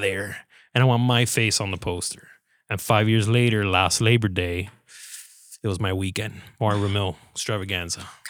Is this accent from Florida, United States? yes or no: yes; Hialeah, Florida, United States; Born and raised in Hialeah, Florida